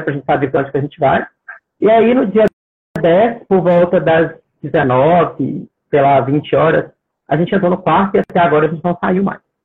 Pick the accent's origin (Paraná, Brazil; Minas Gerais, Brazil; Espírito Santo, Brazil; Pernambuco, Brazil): Minas Gerais, Brazil; moved away as an adult; now in Australia; Eu sou mineiro